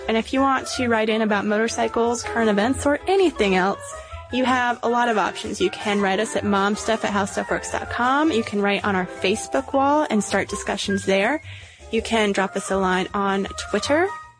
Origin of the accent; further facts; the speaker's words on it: South Carolina, United States; I'm from South Carolina, so I find this especially tragic.